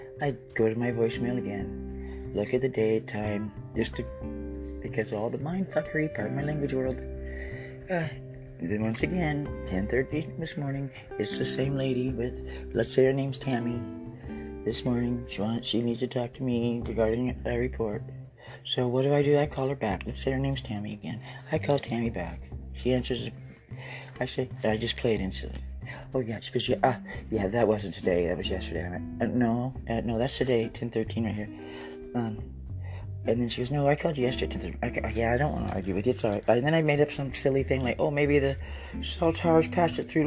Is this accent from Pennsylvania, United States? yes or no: no; Oregon, United States; I'm Native Oregonian and Native American